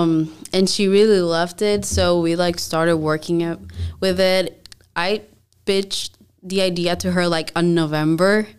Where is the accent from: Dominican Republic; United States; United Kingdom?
Dominican Republic; moved away; I'm from the Dominican Republic, so I started there